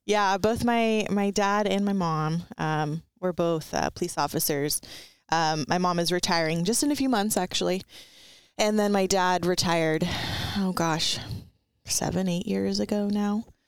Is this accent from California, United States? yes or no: yes; Ventura, California, United States; I grew up in Ventura County, and it's not really rural, um, and it's, it's kind of more like a beach, um, city, uh, where I grew up, it was the city of Ventura.